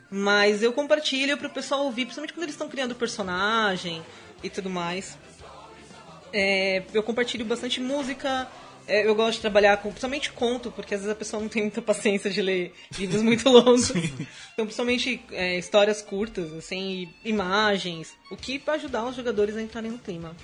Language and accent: Portuguese; Guarulhos, São Paulo, Brazil; eu sou de Guarulhos